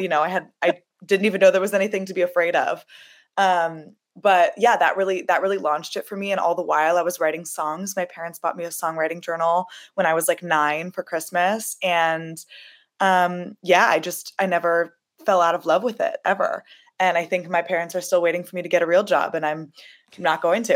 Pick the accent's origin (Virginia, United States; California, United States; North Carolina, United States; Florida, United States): California, United States; Los Angeles; I'm from Los Angeles, which is a very accepting, loving place